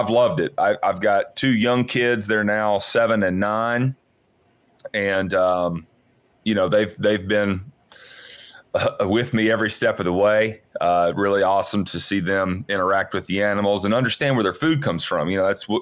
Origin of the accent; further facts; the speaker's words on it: Athens, Tennessee, United States; moved away as an adult; also born or lived in Atlanta, Georgia; I'm a native Tennessean, born and raised in East Tennessee, little town called Athens.